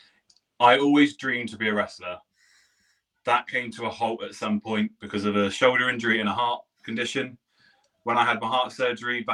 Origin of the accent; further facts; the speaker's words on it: Poole, South West England, United Kingdom; moved away; I'm from Poole. I'm born and bred in Poole